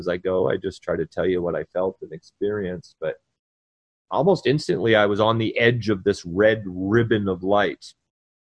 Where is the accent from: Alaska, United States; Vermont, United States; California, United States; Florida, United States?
Vermont, United States; moved away as an adult; also born or lived in North Carolina; my family came and got me and transported me back to my home state